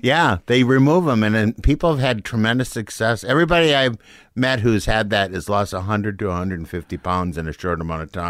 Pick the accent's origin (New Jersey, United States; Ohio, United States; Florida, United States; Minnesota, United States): Minnesota, United States; Saint Paul; moved away as an adult; also born or lived in Los Angeles; I grew up in Saint Paul